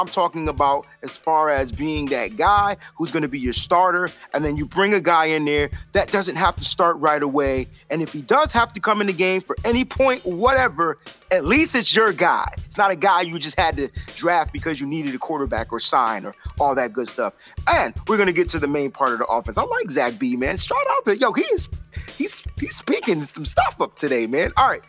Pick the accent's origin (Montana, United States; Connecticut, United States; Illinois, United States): Connecticut, United States; the University of Connecticut, from my home state.